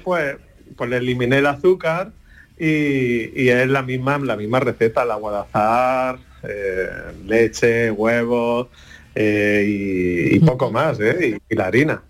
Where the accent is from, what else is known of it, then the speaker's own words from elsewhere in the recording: Andújar, Andalusia, Spain; moved away as an adult; also born or lived in Bogotá, Colombia / Seville; me vine a Andújar, a mi pueblo